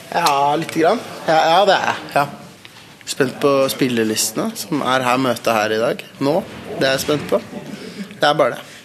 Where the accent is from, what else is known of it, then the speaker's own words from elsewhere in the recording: Norway; jeg er jo nordmann